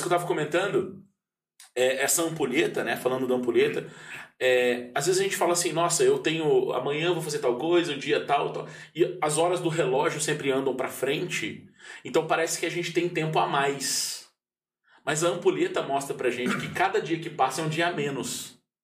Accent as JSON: {"language": "Portuguese", "town": "Pouso Alegre", "region": "Minas Gerais", "country": "Brazil", "tie": "born or raised there", "said": "eu cresci num bairro em Pouso Alegre que eu tive a oportunidade de ser criança"}